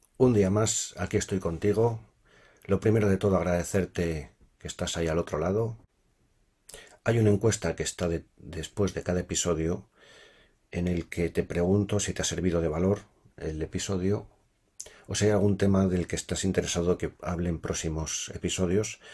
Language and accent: Spanish; Spain; moved away as an adult; now in Sweden